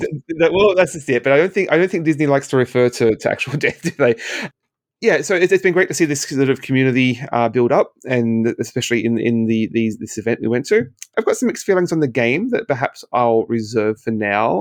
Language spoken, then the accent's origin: English; Australia; moved away as an adult; now in Canada; in Australia, where I, where I'm from